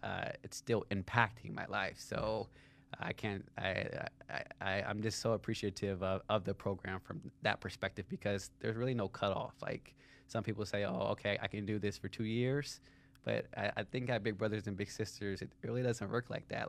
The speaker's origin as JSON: {"language": "English", "town": "Cincinnati", "region": "Ohio", "country": "United States", "tie": "born or raised there", "said": "I grew up in Cincinnati, Ohio"}